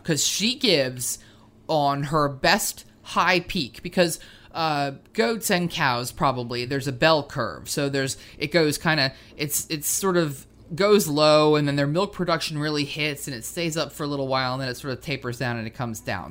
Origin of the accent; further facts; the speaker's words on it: Willingboro, New Jersey, United States; now in Virginia, United States; in our town where I grew up in Willingboro